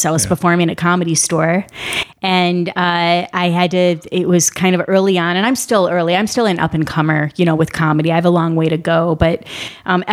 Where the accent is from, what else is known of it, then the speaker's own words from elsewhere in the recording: Flint, Michigan, United States; I'm from Flint